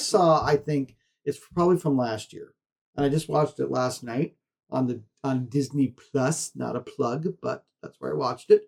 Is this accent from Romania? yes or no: no; Canada; being a Canadian